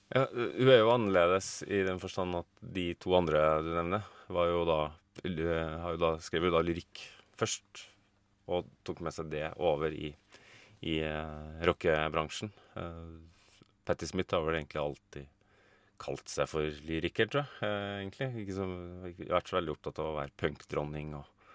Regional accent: Trondheim, Trøndelag, Norway; moved away as an adult; now in Oslo, Norway; Jeg kommer egentlig fra Trondheim, men jeg har bodd i Oslo de siste 20 årene.

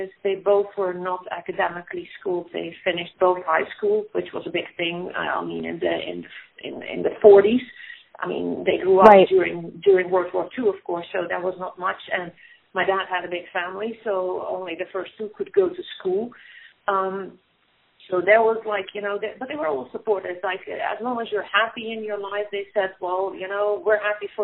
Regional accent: Netherlands; moved away; I grew up in the Netherlands

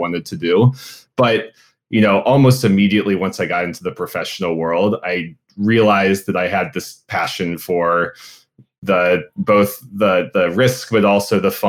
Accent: Cincinnati, Ohio, United States; moved away as an adult; I'm from Cincinnati originally, born and raised in Clifton, went to Walnut Hills High School.

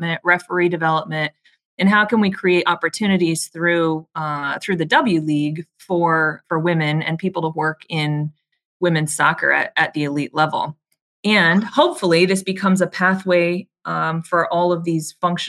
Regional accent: Arizona, United States; I grew up playing in Arizona.

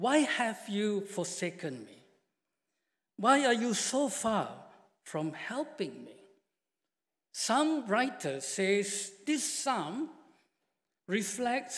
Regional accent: Malaysia; moved away; I come from Malaysia and I've been working with BMS now for 6 years

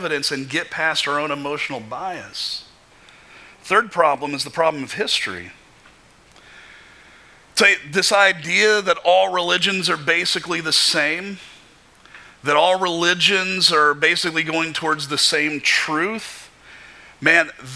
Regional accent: Kentucky, United States; Growing up in Kentucky

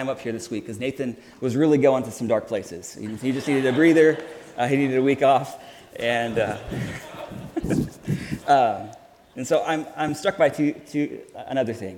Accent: Houston, Texas, United States; also born or lived in Chicago; now in Kansas City, United States; I'm from Houston, Texas, which looks nothing like that.

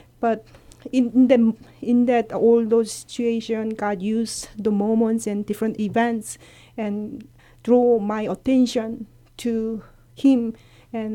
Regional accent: South Korea; Yes, my parents and my family all live in Korea, and my parents were farmer, and they are first generation Christian.

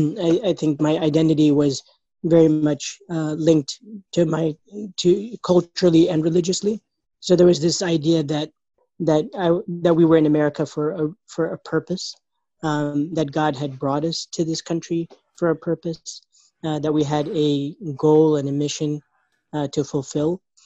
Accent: Indiana, United States; I grew up in Indiana, and I'm often referred to as an ISNA baby

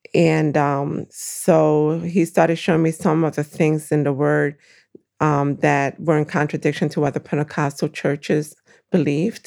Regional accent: Brooklyn, New York, United States; born or raised there; moved away as an adult; also born or lived in Puerto Rico; now in Waukegan, United States

